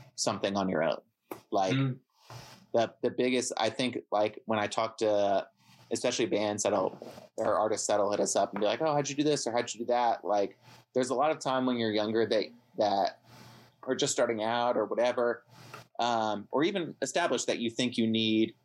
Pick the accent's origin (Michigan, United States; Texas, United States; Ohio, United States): Ohio, United States; us growing up in Ohio or li- still living in Ohio